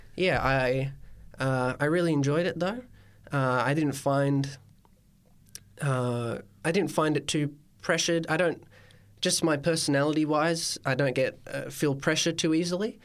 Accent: Coffs Harbour, New South Wales, Australia; I'm from the Banana Coast, Coffs Harbour itself

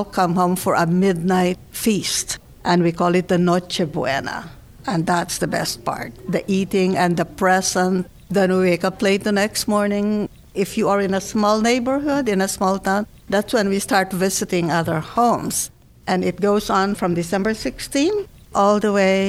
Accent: Philippines; moved away as an adult; also born or lived in Manila; now in Pittsburgh, United States; I grew up in the Philippines.

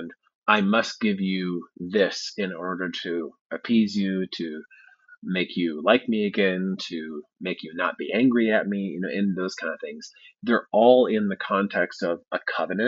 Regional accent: Midwest, United States; I grew up in the Midwest

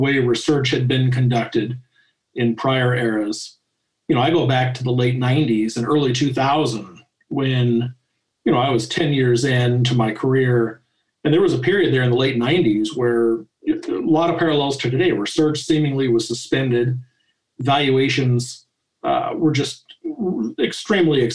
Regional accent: Denver, Colorado, United States; born or raised there; also born or lived in Kansas City

